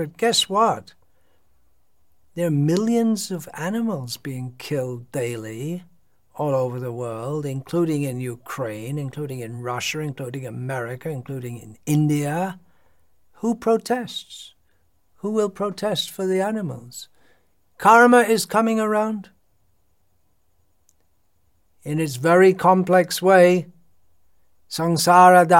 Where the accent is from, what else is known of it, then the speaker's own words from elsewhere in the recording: United Kingdom; moved away; I'm from Britain.